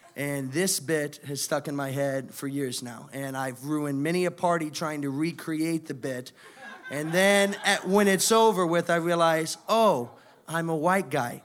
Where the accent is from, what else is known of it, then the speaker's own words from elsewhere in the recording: Indiana, United States; moved away as an adult; now in Miami, United States; I'm originally from Indiana